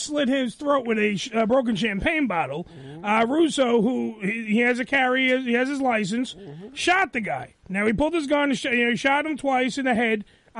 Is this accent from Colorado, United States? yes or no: no; New York City, New York, United States; Well, I'm not from Brooklyn either. I was born and raised in Staten Island.